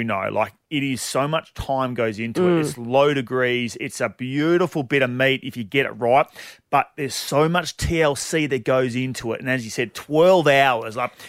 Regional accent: Bassendean, Western Australia, Australia; also born or lived in Golden Triangle, Perth; I'm from Bassendine, mate. Everyone keeps forgetting that I'm from Bassendine.

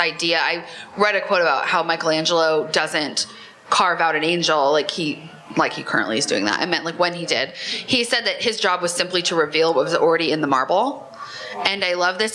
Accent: Nebraska, United States; moved away; I grew up in Nebraska

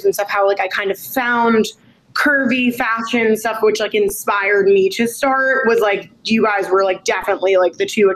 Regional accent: Long Island, New York, United States; also born or lived in Manhattan, New York; I am from Manhattan, New York, New York. Okay. But I ended up going growing up in Long Island

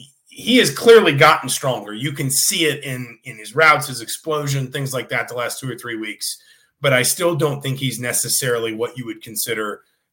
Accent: the South, United States; I was born in the South, so college football is my thing.

